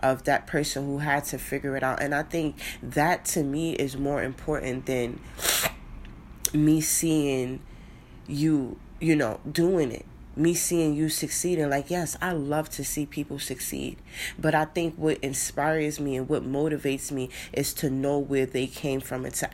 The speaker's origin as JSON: {"language": "English", "town": "New York City", "region": "New York", "country": "United States", "tie": "born or raised there", "said": "I grew up in the Bronx"}